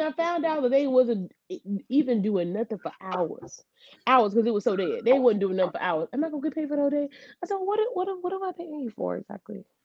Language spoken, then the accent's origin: English; the South, United States; I'm from the South